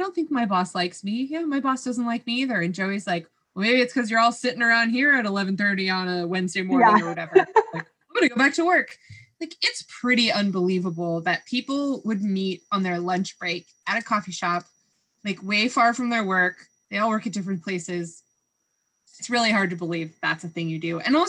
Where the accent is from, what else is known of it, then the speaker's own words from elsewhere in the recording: California, United States; we grew up in California.